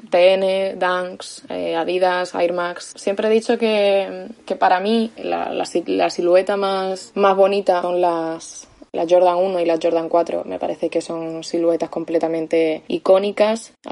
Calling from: Badajoz, Extremadura, Spain; de Badajoz

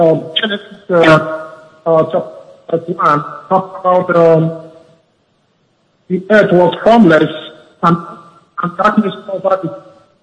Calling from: Canada; from Canada.

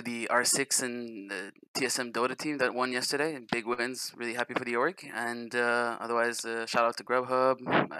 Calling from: Montreal, Quebec, Canada; I'm calling from Montreal, Canada.

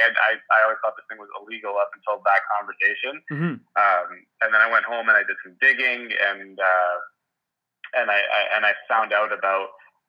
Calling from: Mississauga, Ontario, Canada; I'm joining from Mississauga, Ontario, which is a suburb of Toronto, GTA, I guess.

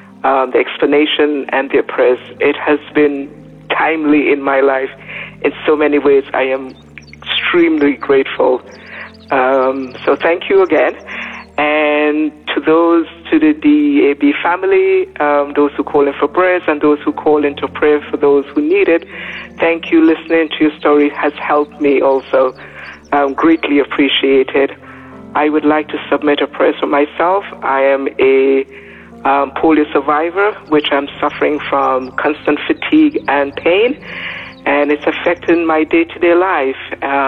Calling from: Kaiserslautern, Rhineland-Palatinate, Germany; I'm calling from Kaiserslautern, Germany.

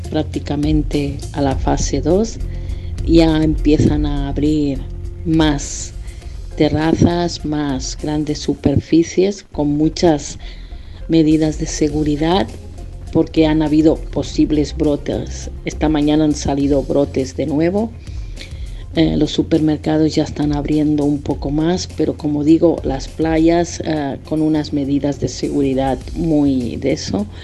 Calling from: Girona, Catalonia, Spain; de Gerona, España.

